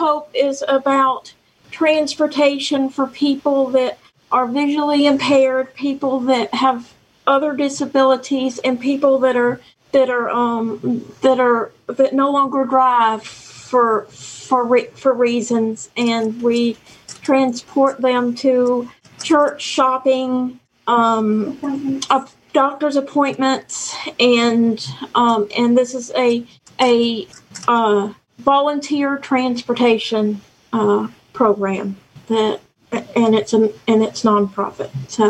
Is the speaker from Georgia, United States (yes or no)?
yes; Athens, Georgia, United States; and I'm from Athens, Georgia.